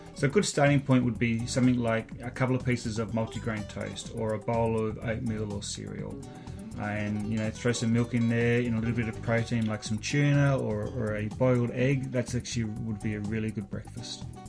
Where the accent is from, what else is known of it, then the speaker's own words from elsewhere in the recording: Australia; moved away as an adult; now in Canada; I grew up watching triathlon in Australia